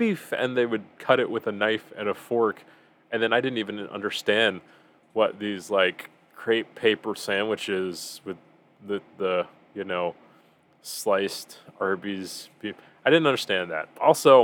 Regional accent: United States; born or raised there

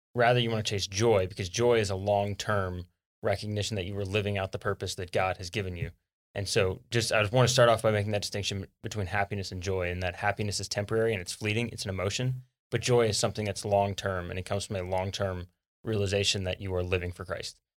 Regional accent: South Louisiana, United States; now in Texas, United States; growing up in South Louisiana

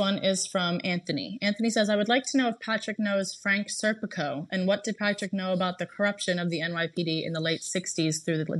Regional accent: Gravesend, South East England, United Kingdom; I'm from Gravesend, UK, which is a small town on the outskirts of Southeast London

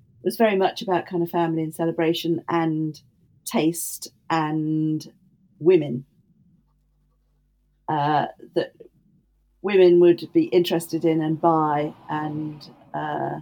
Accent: the Midlands, England, United Kingdom; I grew up in the Midlands

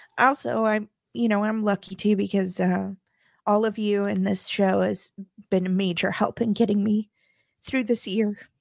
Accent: Midwest, United States; I come from the Midwest

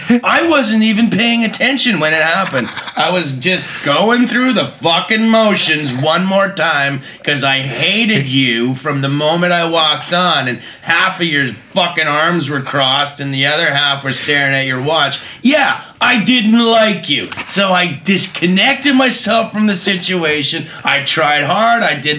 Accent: Vancouver, British Columbia, Canada; Well, I mean, I'm from Vancouver, so he's from Seattle.

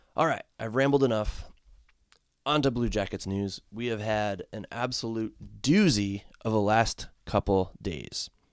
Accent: Connecticut, United States; now in Ohio, United States; I grew up in the state of Connecticut as a fan of the Hartford Whalers

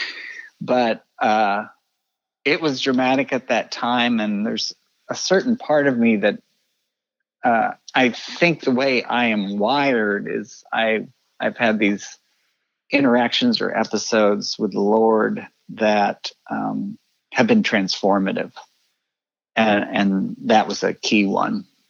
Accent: Kansas City, Missouri, United States; also born or lived in Texas / Colorado Springs; I grew up uh, in Kansas City. Uh, moved here a few months before I started kindergarten

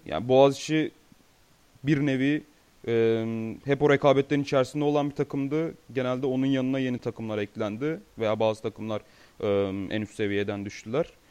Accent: Turkey; bir Türk olarak ve Türkiye'de Amerikan futbolunu seyreden birisi olarak

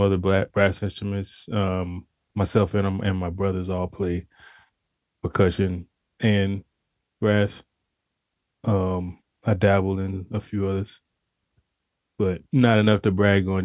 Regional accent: Pensacola, Florida, United States; I'm from originally from Pensacola, Florida, born and raised.

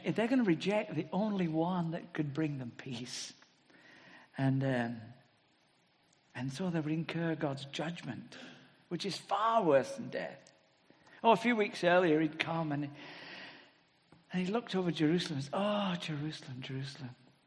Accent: England, United Kingdom; speaking as Englishman

